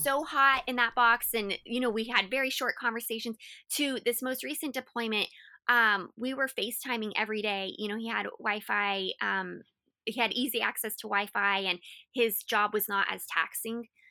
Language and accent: English; Colorado Springs, Colorado, United States; moved away as an adult; also born or lived in Florida; I had grown up and was raised in Colorado my whole life